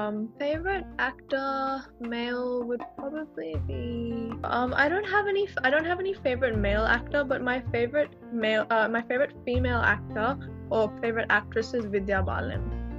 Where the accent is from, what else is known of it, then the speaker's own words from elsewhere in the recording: Chandigarh, India; now in Sydney, Australia; when I moved from Sydney to Chandigarh, I was only 8 years old. So my sister and I were put in a very interesting situation, but we became so comfortable and we fell in love with India.